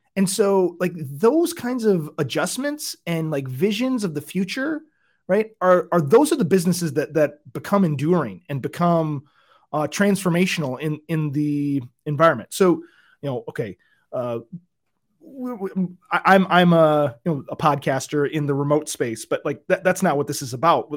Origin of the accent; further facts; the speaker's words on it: Michigan, United States; moved away; I'm from Michigan, uh, originally